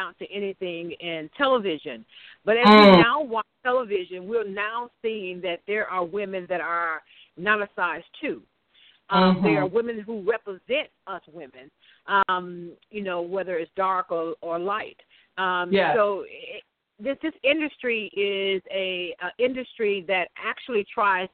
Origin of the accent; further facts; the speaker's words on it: Mississippi Delta, United States; also born or lived in Chicago; I actually was born in Chicago. But I was raised in the Mississippi Delta area by my grandmother